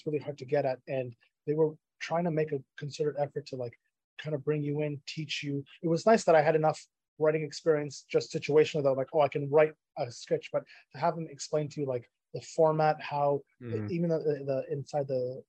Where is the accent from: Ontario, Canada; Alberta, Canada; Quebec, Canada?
Ontario, Canada; Ottawa; And I'm from Ottawa, so I by default hate every Toronto right. team.